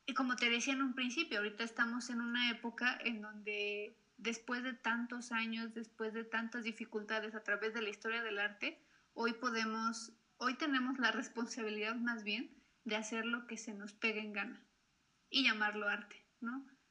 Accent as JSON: {"language": "Spanish", "country": "Mexico", "said": "mi país"}